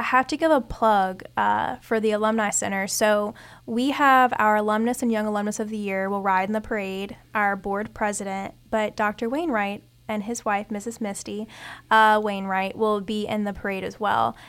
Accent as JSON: {"language": "English", "town": "Ponchatoula", "region": "Louisiana", "country": "United States", "said": "I'm from Punchetuula"}